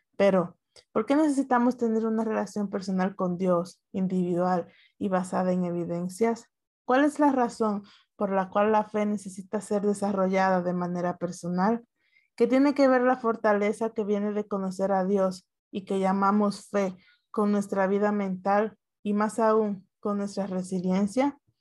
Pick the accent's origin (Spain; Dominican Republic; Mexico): Dominican Republic; yo soy dominicana